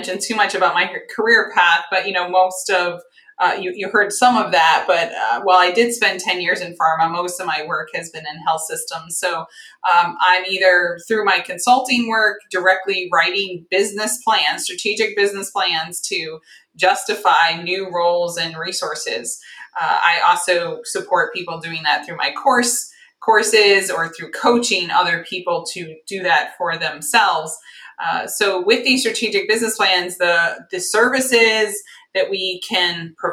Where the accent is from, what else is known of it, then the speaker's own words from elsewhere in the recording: Northeast, United States; moved away as an adult; now in Cincinnati, United States; I'm from the Northeast